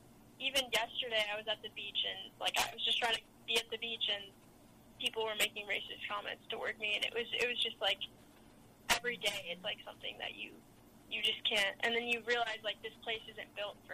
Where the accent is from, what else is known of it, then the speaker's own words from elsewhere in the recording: Evanston, Illinois, United States; I was born in Evanston, Illinois, which is where Northwestern is. Okay. And I've been in Illinois my whole life.